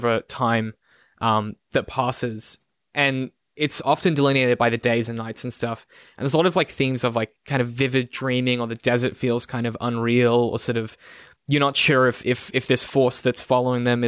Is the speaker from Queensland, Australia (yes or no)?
yes; Brisbane, Queensland, Australia; I grew up in Brisbane